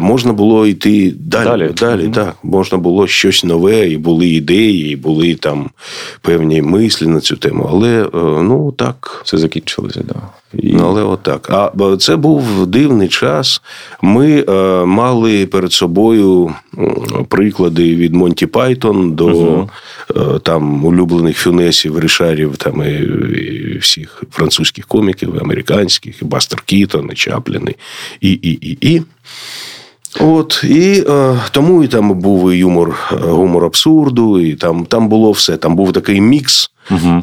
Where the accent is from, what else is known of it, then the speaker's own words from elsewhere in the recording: Kharkiv, Kharkiv Oblast, Ukraine; я з Харкова